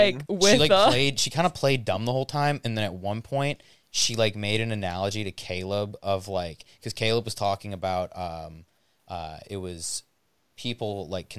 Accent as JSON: {"language": "English", "town": "Gaylord", "region": "Michigan", "country": "United States", "said": "I'm from Gaylord"}